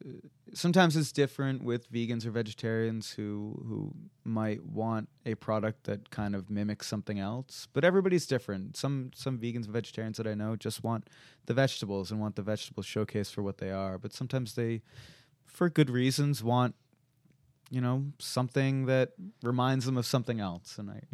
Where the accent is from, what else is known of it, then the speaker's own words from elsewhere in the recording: Stoneham, Massachusetts, United States; Yeah, I grew up in Stoneham, Mass, which is just about 10 miles north of Boston.